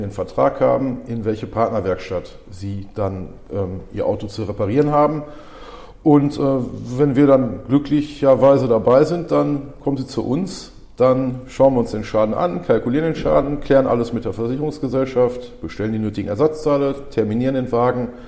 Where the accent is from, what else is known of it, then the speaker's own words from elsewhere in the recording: Dorsten, North Rhine-Westphalia, Germany; born there; ich bin 43 Jahre alt, ähm, bin gebürtiger Dorstner